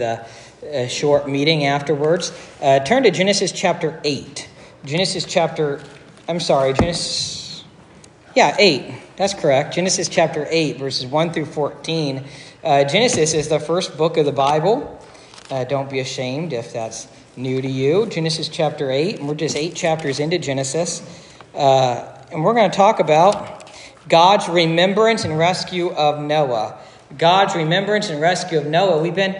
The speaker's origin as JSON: {"language": "English", "town": "Dayton", "region": "Ohio", "country": "United States", "also_born_or_lived": "Cincinnati", "moved": "yes", "said": "I'm originally from Dayton"}